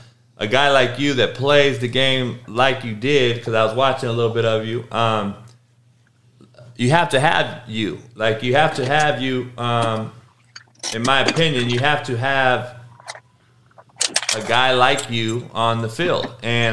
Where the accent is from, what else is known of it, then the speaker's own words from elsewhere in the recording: Compton, California, United States; growing up in Compton as the only white motherfucker